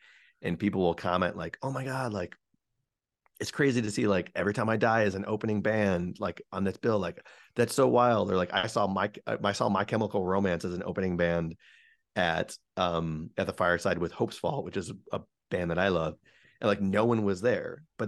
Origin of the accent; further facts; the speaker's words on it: Geneva, Illinois, United States; now in Chicago, United States; or you're from Geneva, which is where I grew, yeah, up